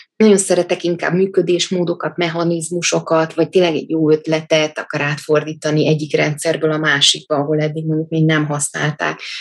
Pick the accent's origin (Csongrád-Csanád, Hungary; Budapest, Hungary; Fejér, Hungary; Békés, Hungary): Budapest, Hungary; also born or lived in Dég; miattunk a testvérem elköltöztek fel anyujék Budapestre